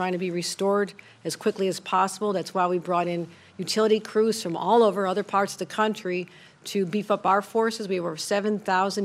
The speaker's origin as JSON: {"language": "English", "town": "Hamburg", "region": "New York", "country": "United States", "lives_now": "Buffalo, United States", "said": "I am from Hamburg, and I live in the city of Buffalo"}